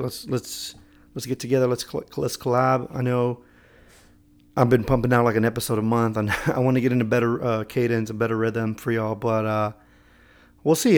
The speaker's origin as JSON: {"language": "English", "town": "Houston", "region": "Texas", "country": "United States", "tie": "born or raised there", "moved": "as an adult", "lives_now": "Austin, United States", "said": "I was born and raised in Houston"}